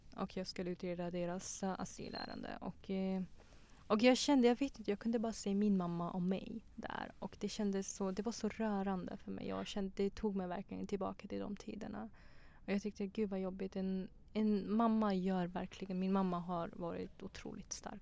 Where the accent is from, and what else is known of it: Tranås, Jönköping County, Sweden; moved away as an adult; also born or lived in Pakistan / Afghanistan; now in Stockholm, Sweden